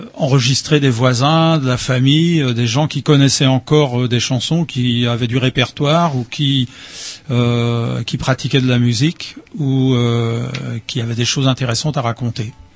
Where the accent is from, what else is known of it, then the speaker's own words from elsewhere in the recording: Tréguier, Brittany, France; also born or lived in Cavan; Originaire de Tréguier, mini Tréguier. J'habite à Cavan depuis 30 ans.